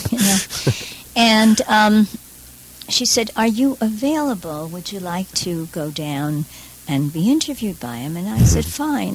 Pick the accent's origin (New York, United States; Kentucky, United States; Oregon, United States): New York, United States; New York City; I'm from Borough Park